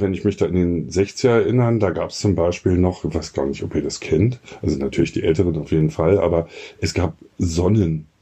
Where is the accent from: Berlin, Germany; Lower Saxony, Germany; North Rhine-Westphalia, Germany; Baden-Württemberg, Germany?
Berlin, Germany